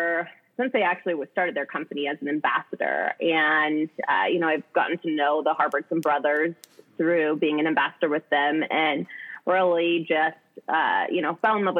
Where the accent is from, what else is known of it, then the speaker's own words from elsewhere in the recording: Ashland, Oregon, United States; also born or lived in Eugene, Oregon; Ashland, Oregan. So a small little town.